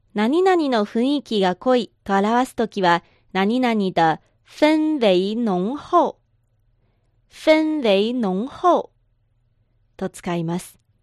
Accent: Liaoning, China; moved away; 私のふるさと、辽寧省、遼寧省

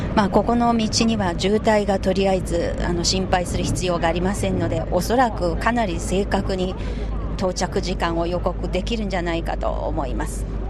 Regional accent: southern Anhui, China; Japanese is a second language; moved away; 漢族のその安徽省の南部に生まれ育った私

